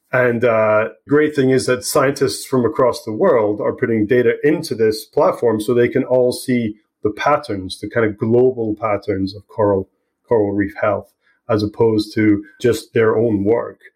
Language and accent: English; Scotland, United Kingdom; moved away as an adult; also born or lived in Aberdeen; now in British Columbia, Canada; I left Scotland, what, 15, 17 years ago